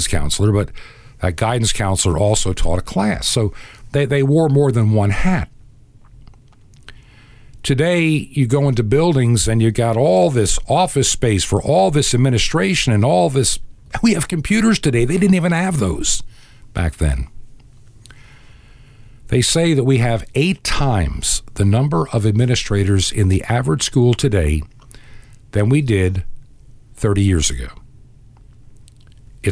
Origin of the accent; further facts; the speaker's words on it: Long Island, New York, United States; moved away as an adult; also born or lived in Georgia; growing up in Long Island, New York